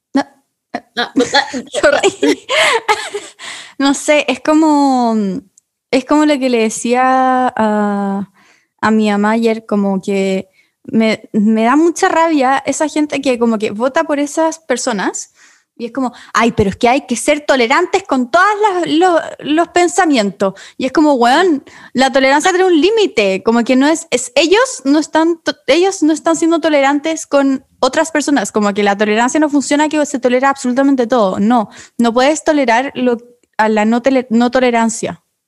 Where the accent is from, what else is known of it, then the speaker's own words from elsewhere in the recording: Chile; yo igual soy chileno.